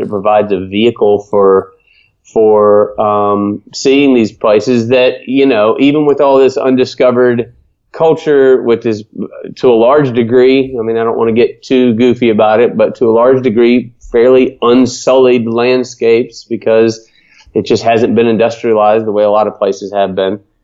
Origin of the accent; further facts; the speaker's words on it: Atlanta, Georgia, United States; moved away; I grew up in Atlanta, Georgia